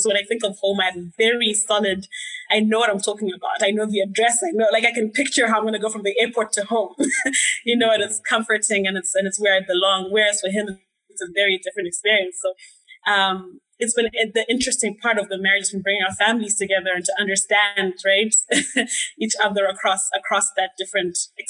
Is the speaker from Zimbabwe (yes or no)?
yes; Zimbabwe; moved away; But I remember when I first moved here, I was quite surprised at some of the like hostility I was getting from Zimbabweans. Yeah, okay. I thought we'd all be like, oh yeah, you know, Zimbo for life.